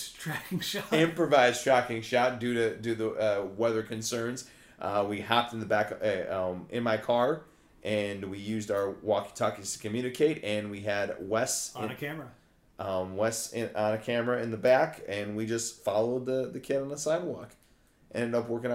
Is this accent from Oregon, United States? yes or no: no; Algonquin, Illinois, United States; my hometown, Algonquin